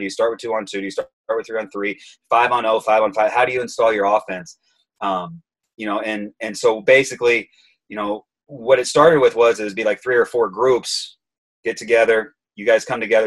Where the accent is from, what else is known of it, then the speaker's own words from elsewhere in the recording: Auburn, Indiana, United States; also born or lived in Texas; now in Chicago, United States; I grew up in Auburn, Indiana.